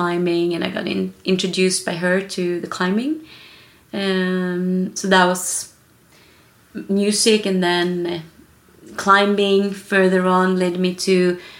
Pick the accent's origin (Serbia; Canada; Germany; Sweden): Sweden; Kiruna, Norrbotten County; moved away; I am originally Swedish. I was born in the north of Sweden.